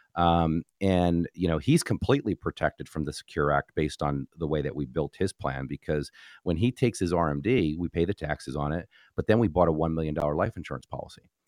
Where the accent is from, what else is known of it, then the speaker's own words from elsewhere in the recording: New Jersey, United States; moved away; was born and raised in New Jersey.